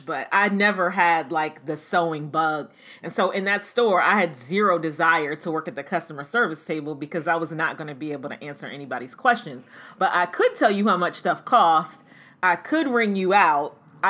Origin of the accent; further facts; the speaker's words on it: Maryland, United States; we grew up in Maryland in the suburbs of Washington, D.C.